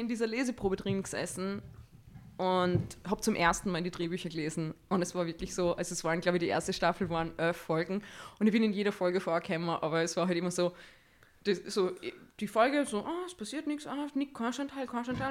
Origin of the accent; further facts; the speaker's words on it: Salzburg, Austria; ich komme aus Salzburg ich bin 35 Jahre alt und ich bin Schauspielerin.